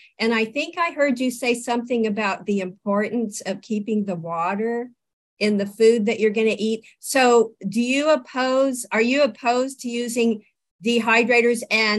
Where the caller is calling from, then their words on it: Santa Rosa, California, United States; I'm still in Santa Rosa, by the wa